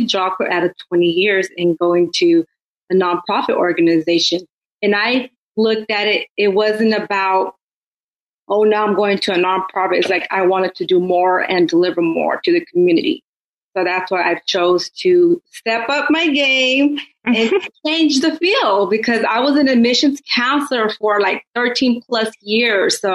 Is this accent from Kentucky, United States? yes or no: no; Oakland, California, United States; me being born and raised in Oakland